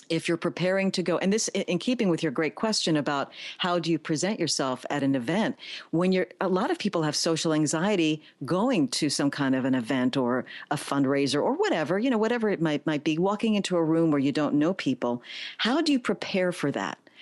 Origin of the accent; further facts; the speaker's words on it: New York City, New York, United States; I am a native New Yorker, born, raised, educated in the Bronx